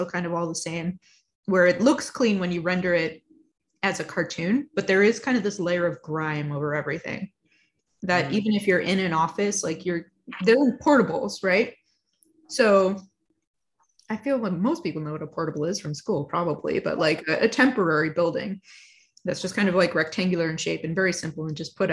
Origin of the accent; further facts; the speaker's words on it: Montreal, Quebec, Canada; now in British Columbia, Canada; I grew up in Montreal and I moved to BC